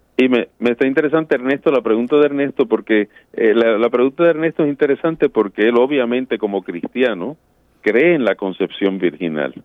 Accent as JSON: {"language": "Spanish", "country": "Puerto Rico", "tie": "born or raised there", "said": "yo me crié en Puerto Rico"}